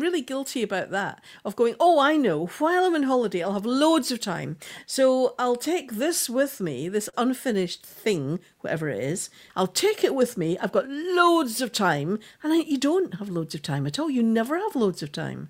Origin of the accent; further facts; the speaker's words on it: Scotland, United Kingdom; I'm Scottish